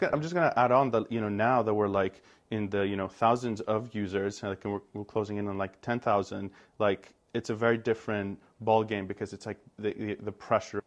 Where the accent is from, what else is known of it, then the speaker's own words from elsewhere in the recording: Greece; moved away as an adult; also born or lived in United States; I emerged Greek, and I went off to the U S, where I studied economics